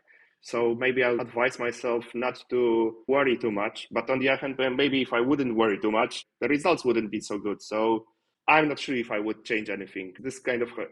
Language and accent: English; Poland; English is a second language; I'm from Poland